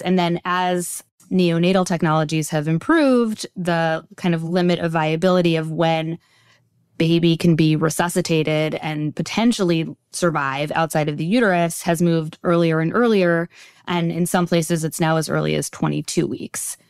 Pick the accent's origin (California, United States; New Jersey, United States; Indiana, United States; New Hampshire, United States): New Jersey, United States; Teaneck; I grew up in Teaneck, New Jersey, just a stone's throw over the George Washington Bridge from here.